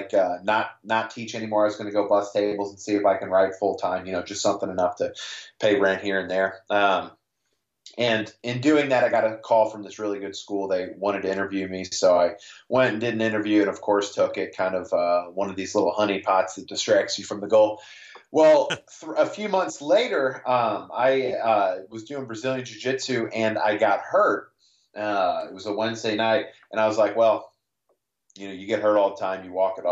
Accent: St. Louis, Missouri, United States; I'm from St. Louis, Missouri

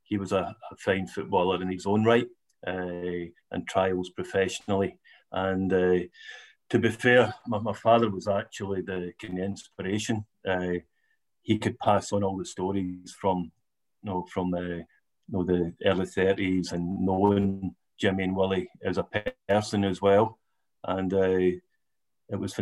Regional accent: Larkhall, Scotland, United Kingdom; growing up in Latcall? You know, where we come from is notorious, a Ranger supporting town

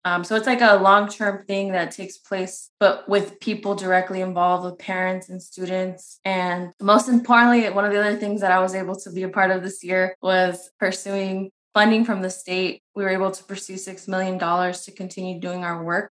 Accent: San Bernardino, California, United States; I'm from San Bernardino. I was born and raised there

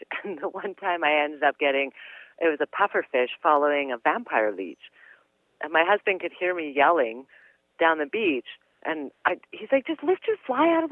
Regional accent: British Columbia, Canada; we're from British Columbia

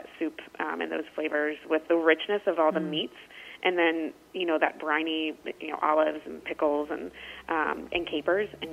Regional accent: Maryland, United States; I'm from Maryland, and we, you know, obviously are known for our crabs

